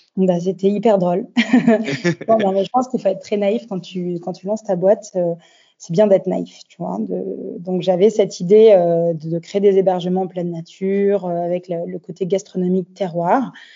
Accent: France; also born or lived in Australia / Paris / Nice; now in Bordeaux, France; ça faisait déjà sept ans que j'étais partie de France. Euh, j'arrivais sur mes 30 ans et euh, j'avais euh, envie de rentrer un peu en France

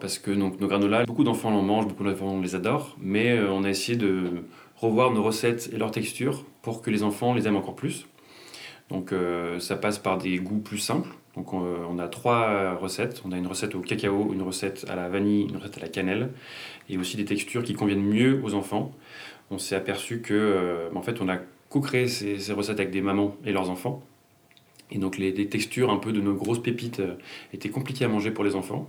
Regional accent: Lyon, Auvergne-Rhône-Alpes, France; je suis lyonnais depuis beaucoup plus longtemps, depuis que j'ai 5 ans

